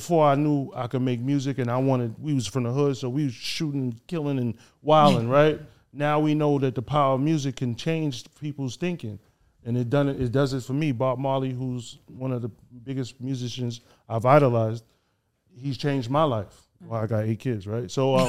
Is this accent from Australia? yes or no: no; Haiti; now in United States; the devil is taking over my hometown, Haiti. It's definitely out here in the States.